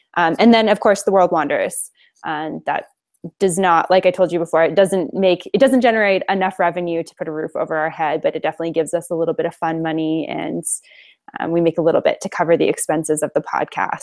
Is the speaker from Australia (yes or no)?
no; Alberta, Canada; I am Canadian. I'm from Alberta, Canada originally, and I just happen to be here right now